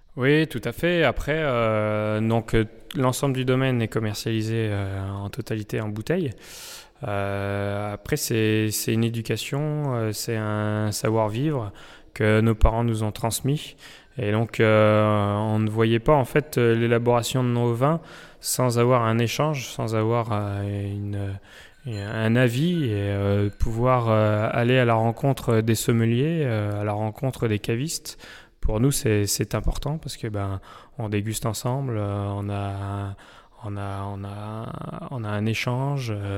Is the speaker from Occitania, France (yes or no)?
no; Saint-Pourçain-sur-Sioule, Auvergne-Rhône-Alpes, France; moved away as an adult; on est originaire euh, du vignoble de Saint-Pourçain, donc euh, revenir euh, là où on a vécu enfant